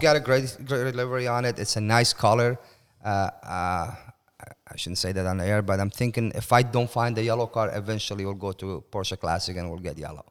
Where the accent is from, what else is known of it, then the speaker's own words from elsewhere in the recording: Iran; moved away as an adult; also born or lived in Turkey; now in United States; I moved from Iran when I was nineteen